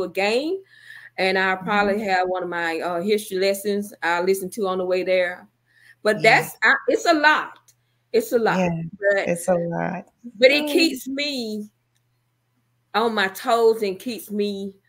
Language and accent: English; Wrightsville, Georgia, United States; moved away as an adult; my hometown, Wrightsville, Georgia.